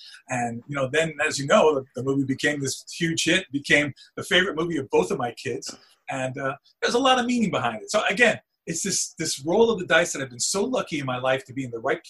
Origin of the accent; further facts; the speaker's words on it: New York City, New York, United States; first language Spanish; English is a second language; I grew up in New York City. I was very, very tall, always the tallest in my class.